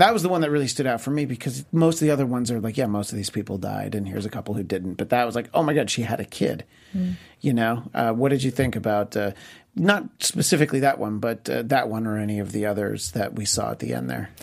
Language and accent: English; New York, United States; where I grew up in New York State